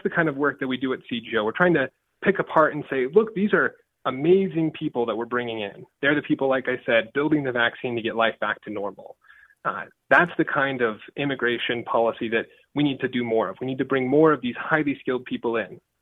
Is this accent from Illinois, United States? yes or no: no; Richmond, Utah, United States; I grew up in Richmond, Utah, a town with more cows than people